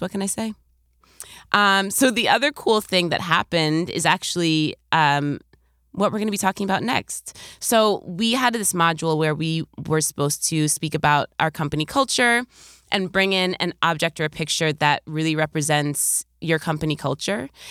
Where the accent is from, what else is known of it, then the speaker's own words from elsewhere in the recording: New York, United States; as a New Yorker